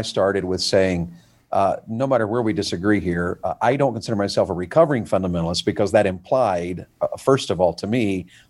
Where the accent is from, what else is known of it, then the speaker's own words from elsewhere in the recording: the South, United States; I'm Baptist. I thought for years I was Southern Baptist because I grew up in the South.